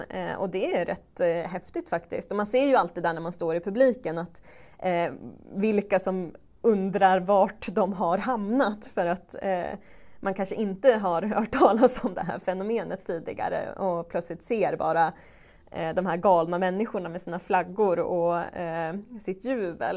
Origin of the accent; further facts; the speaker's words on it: Strömsund, Jämtland, Sweden; min hemkommun Strömsund